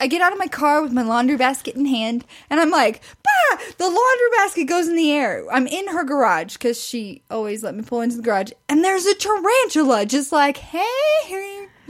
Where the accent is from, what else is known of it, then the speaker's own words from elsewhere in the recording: Missouri, United States; growing up in Missouri